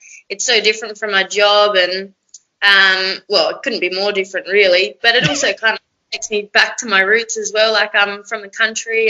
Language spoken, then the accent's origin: English; South Australia, Australia; moved away as an adult; also born or lived in Alice Springs; now in Kununurra, Australia; I'm actually from South Australia, but I've been working and travelling for the last, 10 years.